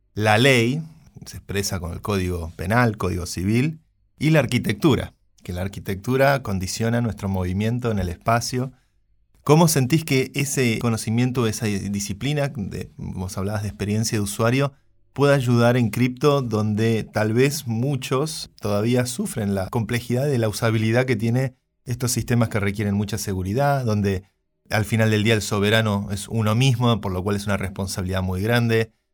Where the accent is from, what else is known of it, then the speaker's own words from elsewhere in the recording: Argentina; now in Madrid, Spain; como argentino